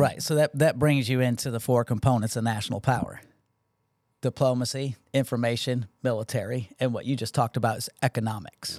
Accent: Connecticut, United States; now in Georgia, United States; I grew up in Connecticut

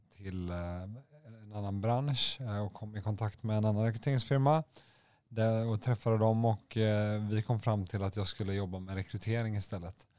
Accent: Gothenburg, Västra Götaland, Sweden; moved away; ursprung från Göteborg. Eh, det kan, kan, man kanske höra lite på min dialekt

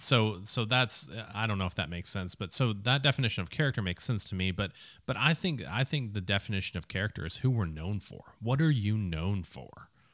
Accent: Minneapolis, Minnesota, United States; I grew up in a city that didn't really think about college sports much.

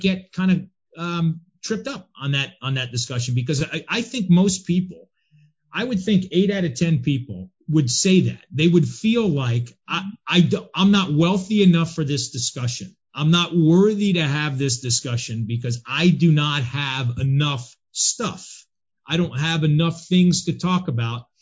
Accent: New Jersey, United States; now in Jacksonville, United States; I've been in Jacksonville, Florida now 27 years, but I'm from New Jersey originally

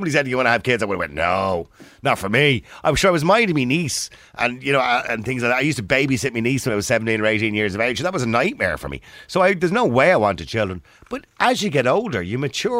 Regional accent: Ireland; We're Irish

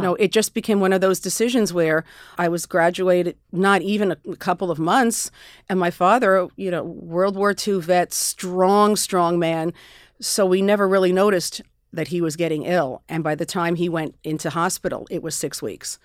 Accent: Westchester, New York, United States; I grew up in Westchester.

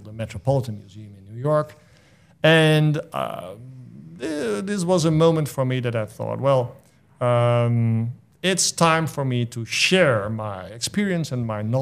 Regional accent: Netherlands; moved away as an adult; now in Clinton, United States; I came over from the Netherlands to be the new executive director of this place

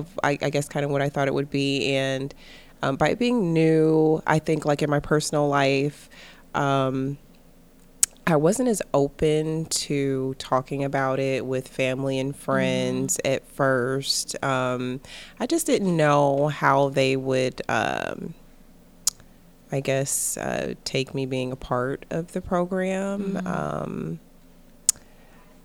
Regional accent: Cleveland, Ohio, United States; I'm originally from Cleveland, Ohio. So I'm right here in the local area.

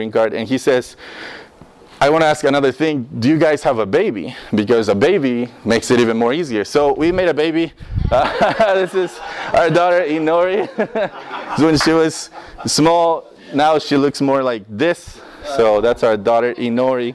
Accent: Costa Rica; English is a second language; moved away as an adult; now in United States; I'm from Costa Rica. I was born in Costa Rica, raised in Costa Rica 18 years of my life

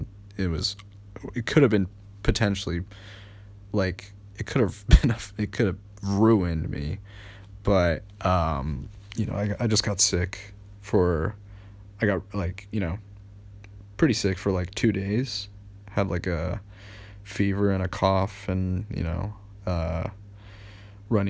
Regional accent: United States; I am American

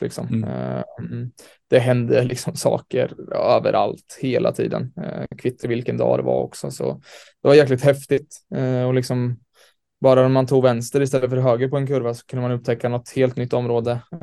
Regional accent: Sweden; moved away as an adult; also born or lived in New York, United States; now in Malmö, Sweden; som svensk

